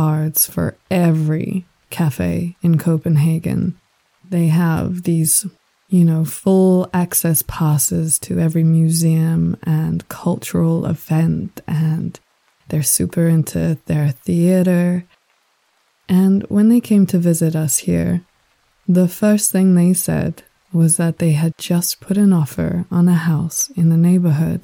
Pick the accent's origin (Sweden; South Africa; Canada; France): South Africa; also born or lived in Australia / Sri Lanka; now in Denmark; Growing up in South Africa, very, very far away from any kind of ancestral heritage